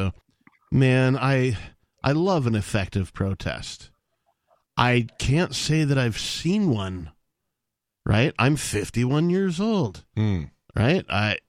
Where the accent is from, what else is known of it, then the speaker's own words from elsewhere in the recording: Wisconsin, United States; also born or lived in Seattle, Washington; now in New Hampshire, United States; I grew up in Wisconsin.